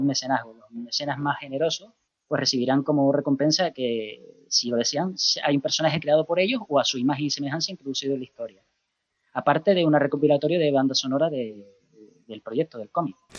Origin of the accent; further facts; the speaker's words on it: Canary Islands, Spain; accent: Canarian; now in Murcia, Spain; el acento canario, yo soy de Canarias